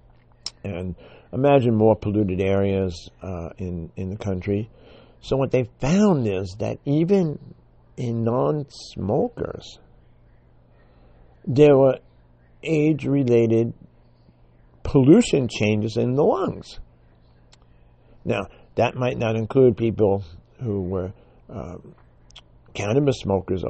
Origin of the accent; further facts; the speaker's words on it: New York City, New York, United States; I grew up in the Bronx